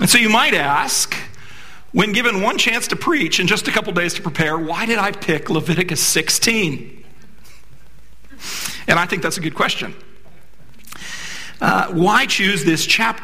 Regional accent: D.C., Virginia, United States; I grew up in Virginia, right outside of Washington, D.C.

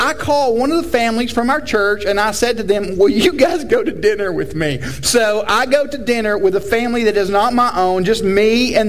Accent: Tennessee, United States; I'm from Tennessee, that's not actually the South

